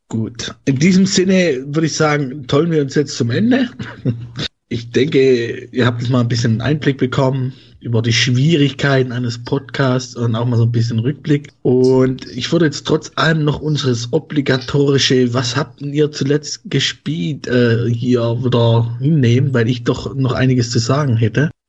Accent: Swabia, Baden-Württemberg, Germany; accent: Swabian; now in Leipzig, Germany; dort wohne ich und ich komme aus dem Schwabenland.

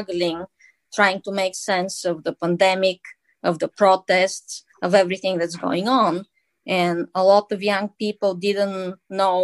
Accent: Bulgaria; now in United States; I grew up in Bulgaria and my experience is Bulgarian

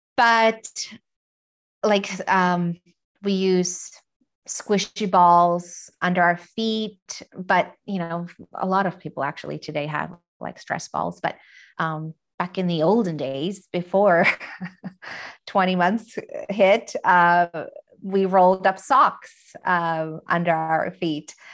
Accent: Finland; I'm from Finland

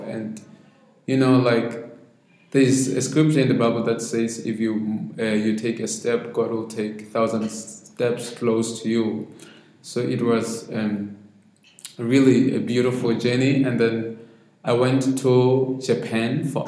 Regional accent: Maseru, Maseru District, Lesotho; I grew up in Mafeteng district for some time before I could move to the city, Maseru. But I stayed most of my time in Maseru

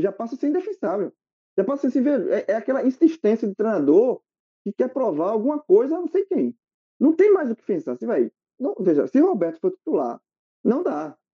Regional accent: Barbacena, Minas Gerais, Brazil; quando eu era pequeno, uma criança, quando eu era pequeno lá em Barbacena

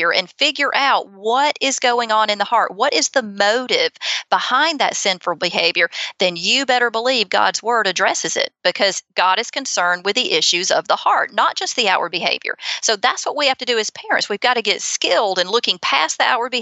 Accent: Auburn, Alabama, United States; accent: Southern; also born or lived in Opelika, Alabama; I grew up in Auburn. Opelika is right beside Auburn

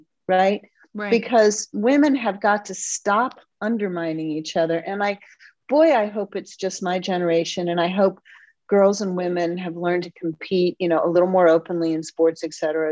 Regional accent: East Coast, United States; now in Midwest, United States; I'm from the East Coast

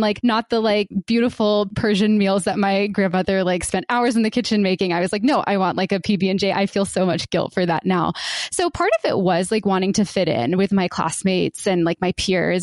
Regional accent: Warner Robins, Georgia, United States; born or raised there

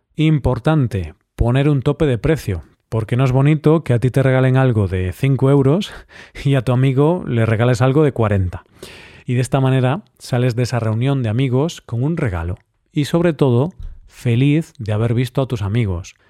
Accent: Vigo, Galicia, Spain; mi ciudad natal, Vigo

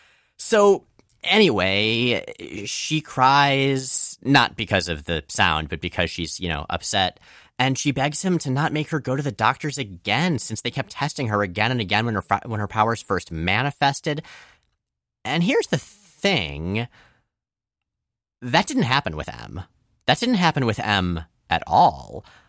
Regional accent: Florida, United States; I grew up in mostly in Florida, entirely for me, mostly for you. And Florida doesn't have fall, and I am never going to get used to how cool autumn looks.

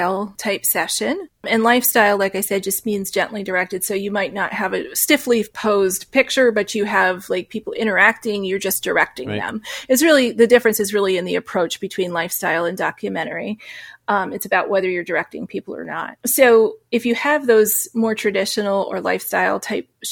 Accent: New Hampshire, United States; I grew up in New Hampshire, so there was a lot of beautiful scenery

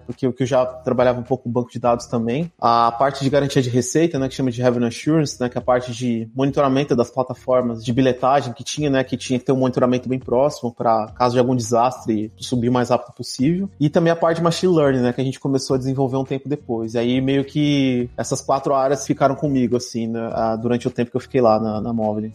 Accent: São Paulo, Brazil; moved away as an adult; now in Berlin, Germany; Eu sou de São Paulo, morei quase minha vida inteira em São Paulo, mas hoje eu moro fora do Brasil, moro em Berlim, aqui na Alemanha

